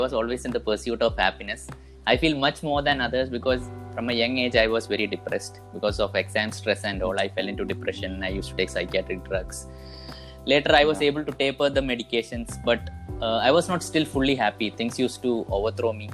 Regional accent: Kerala, India; I am from Kerala.

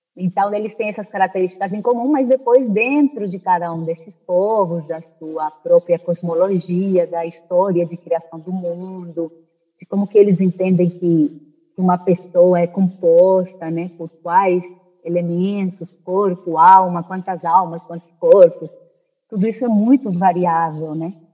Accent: Spain; moved away; also born or lived in Brazil; eu eu cresci, eu nasci no Brasil, mas eu cresci na Espanha

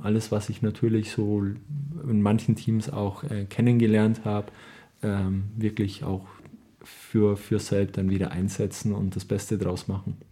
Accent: Marktredwitz, Bavaria, Germany; Ich bin gebürtiger Marc Marktredwitzer

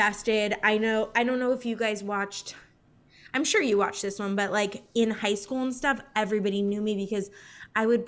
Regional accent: California, United States; I'm from California

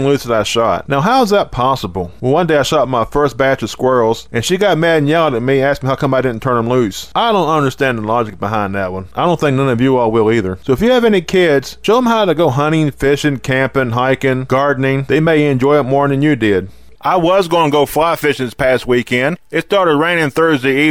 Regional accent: West Virginia, United States; we started going into the mountains in my home state. There's a particular state park called Watoga

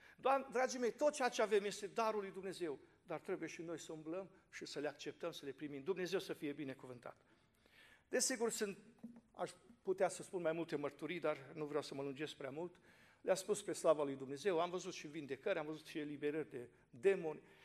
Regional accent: Fodora, Sălaj County, Romania; mă trag din Fodora, județul Sălași.

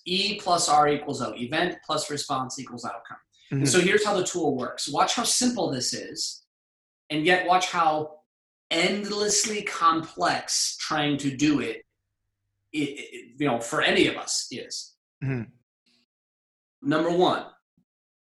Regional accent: California, United States; I grew up in California and lifeguards

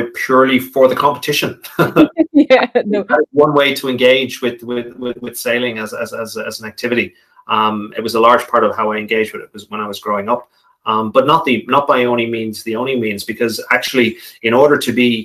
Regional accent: Malahide, Leinster, Ireland; We sailed on an estuary back in my hometown of Malahide, where I grew up in Dublin.

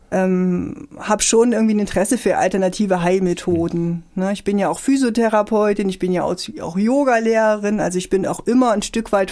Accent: Tromsdorf, Saxony-Anhalt, Germany; Ich komme auch aus Tromsdorf übrigens, so heißt das Dorf, wo ich

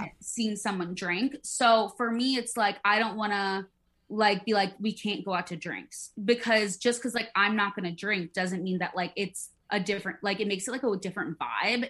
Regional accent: Midwest, United States; I grew up in the Midwest

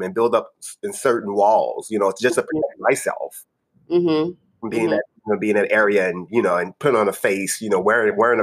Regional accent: New Orleans, Louisiana, United States; I'm from New Orleans. I grew up in the lower Ninth Ward

